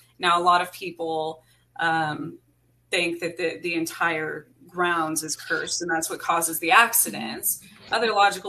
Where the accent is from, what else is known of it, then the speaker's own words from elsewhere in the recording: New Mexico, United States; I was born outside of Roswell, New Mexico. So it's something that has always been in my life, you know. And I grew up in the mountains in New Mexico, where in the Gila Wilderness.